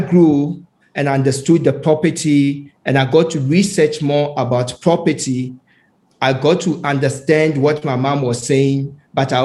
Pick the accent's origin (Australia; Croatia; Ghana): Ghana; when I was a child, as growing up in Ghana, my mom was the secretary